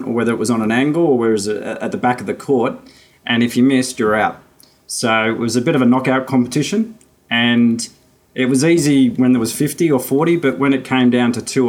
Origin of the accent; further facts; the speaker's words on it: Mitcham, Victoria, Australia; I grew up in Mitcham